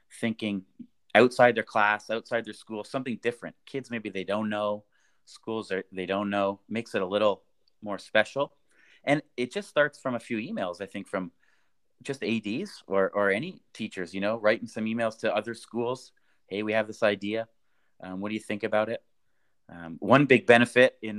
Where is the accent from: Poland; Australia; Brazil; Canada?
Canada; moved away as an adult; now in Vienna, Austria; I grew up in Canada